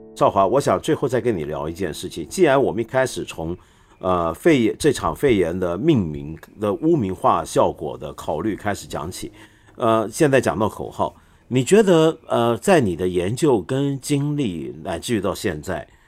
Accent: Taiwan; moved away; also born or lived in Hong Kong; 虽然我在香港出生，但是我几个月大就到台湾

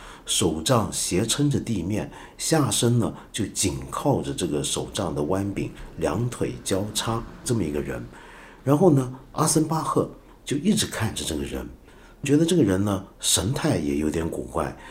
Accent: China; 我常常觉得我们中国人要了解西方文学经典，有时候是有很大难度的，因为大家的文化背景太过不一样。

